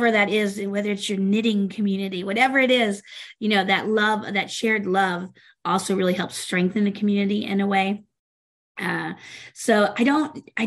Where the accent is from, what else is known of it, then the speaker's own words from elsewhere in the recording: the South, United States; moved away as an adult; now in Minnesota, United States; I grew up in the South